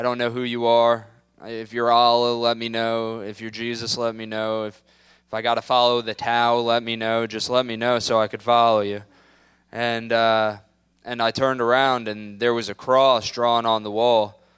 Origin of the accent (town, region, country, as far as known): Tampa, Florida, United States